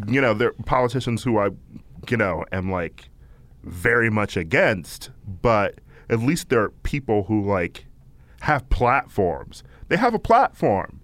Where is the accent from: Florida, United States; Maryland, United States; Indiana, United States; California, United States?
California, United States; I'm from California.